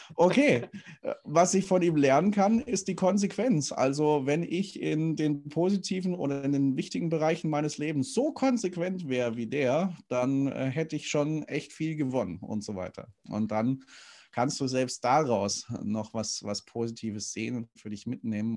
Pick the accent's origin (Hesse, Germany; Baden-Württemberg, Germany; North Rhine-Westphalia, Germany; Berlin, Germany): Baden-Württemberg, Germany; Stuttgart; moved away; ich komme ja gebürtig aus dem Schwabenland, bin in Stuttgart geboren